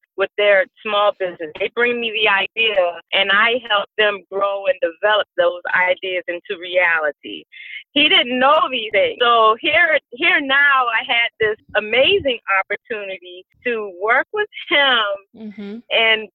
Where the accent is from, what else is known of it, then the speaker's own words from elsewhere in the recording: Savannah, Georgia, United States; moved away as an adult; I am a native of Savannah, Georgia